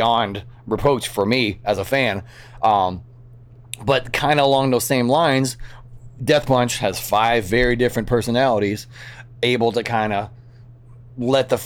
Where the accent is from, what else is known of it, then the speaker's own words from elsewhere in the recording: Kentucky, United States; now in Las Vegas, United States; I'm from Kentucky